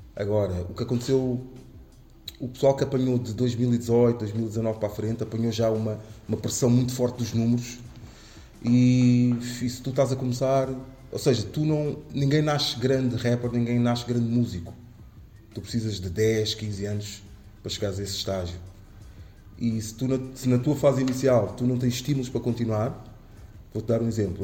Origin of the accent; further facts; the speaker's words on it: Amadora, Lisbon, Portugal; sobre a Damaia, sobre uhum. o sítio onde escrevi, onde, onde cresci